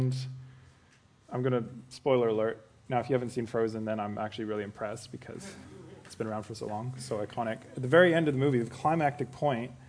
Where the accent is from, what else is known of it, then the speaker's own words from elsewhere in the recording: Canada; accent: Canadian; now in Australia; if you haven't guessed my quirky accent, I'm Canadian.